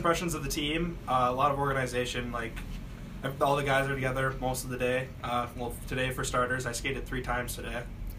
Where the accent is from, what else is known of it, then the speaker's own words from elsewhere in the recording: Upper Peninsula of Michigan, United States; now in Laconia, United States; I'm from the Upper Peninsula of Michigan, which is a lot of nothing, but it's a lot of woods.